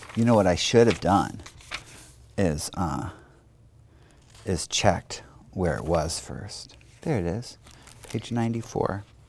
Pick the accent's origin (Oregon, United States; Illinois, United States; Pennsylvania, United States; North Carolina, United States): Oregon, United States; Portland; we grew up in the Lentz neighborhood of Portland